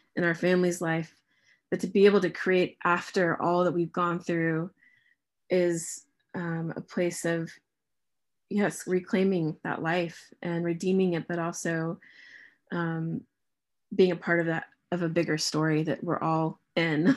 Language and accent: English; United States; moved away as an adult; now in England, United Kingdom; as an American living here